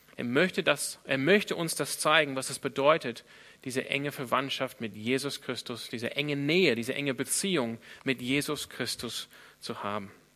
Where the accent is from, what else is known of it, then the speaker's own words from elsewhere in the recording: Australia; now in Germany; wo ich herkomme. In Australien